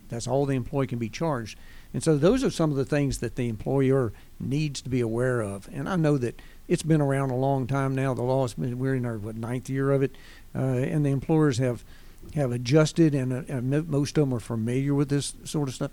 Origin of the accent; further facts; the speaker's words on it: Winston-Salem, North Carolina, United States; moved away as an adult; also born or lived in Pensacola, Florida; now in Gwinnett County, United States; born and raised in Winston-Salem, North Carolina